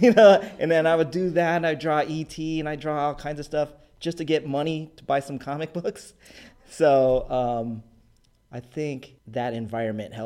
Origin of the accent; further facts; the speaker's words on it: San Diego, California, United States; I'm from Paradise Hills, San Diego